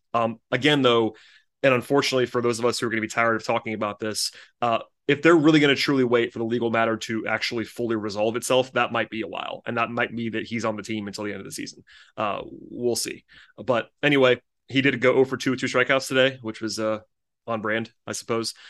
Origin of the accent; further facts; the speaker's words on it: Gwinnett County, Georgia, United States; I grew up in Gwinnett County